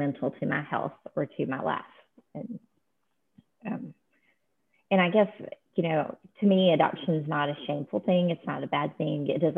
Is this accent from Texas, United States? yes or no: yes; Texas, United States; I was born in Texas